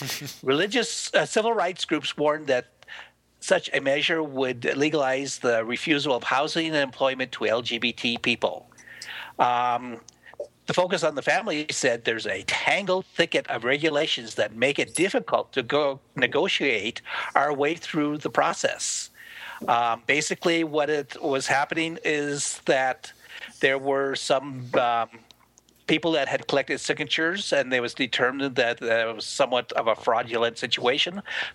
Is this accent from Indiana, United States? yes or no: no; Montana, United States; Except I grew up in Montana, so there's a little bit